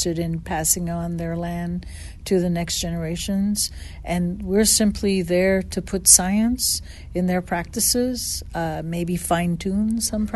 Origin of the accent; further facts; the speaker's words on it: a town north of Montreal, Quebec, Canada; moved away as an adult; also born or lived in Saskatchewan / Arkansas / Tennessee; now in Knoxville, United States; I come originally from Quebec, Canada, a town north of Montreal, 60 miles north, where there was a lot of mountains, and I learned to ski at the age of 3